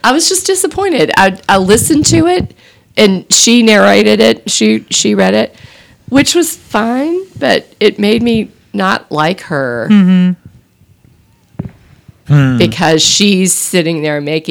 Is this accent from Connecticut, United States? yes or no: no; Texas, United States; I grew up in Texas